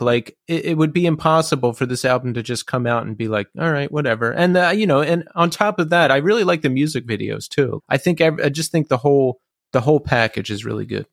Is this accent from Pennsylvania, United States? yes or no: yes; Philadelphia, Pennsylvania, United States; moved away; I'm from Philly originally